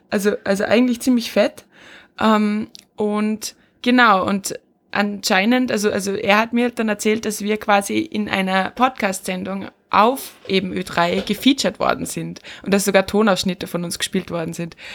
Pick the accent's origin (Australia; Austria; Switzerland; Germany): Austria; bei uns in Österreich ist zum, äh, zum Beispiel die generelle Info rausgegangen